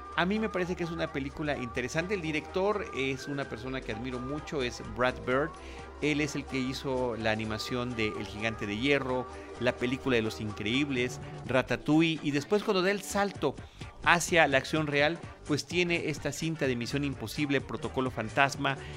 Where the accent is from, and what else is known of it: Mexico